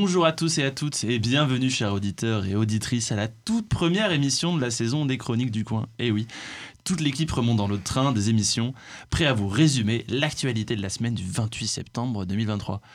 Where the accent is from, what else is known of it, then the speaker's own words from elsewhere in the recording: France; nous en tant que Français